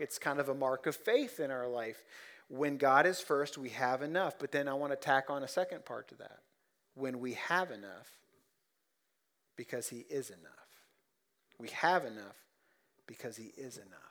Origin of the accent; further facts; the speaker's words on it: Ohio, United States; now in Central Kentucky, United States; I'm just a hick from Ohio